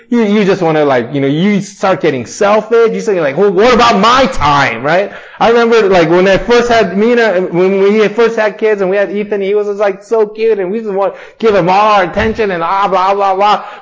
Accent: Torrance, California, United States; I grew up in Torrance

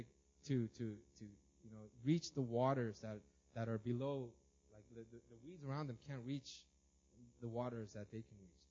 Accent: Los Angeles, California, United States; I grew up in Los Angeles, and we had a tiny house but a huge lawn

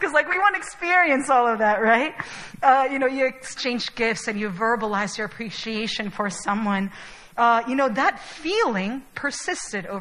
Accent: Chile; now in Seoul, South Korea; I was born and raised in Chile

